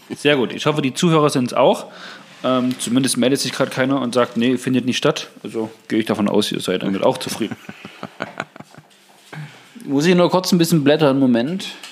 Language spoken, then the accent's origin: German; Saxony-Anhalt, Germany; Bei uns in Sachsen-Anhalt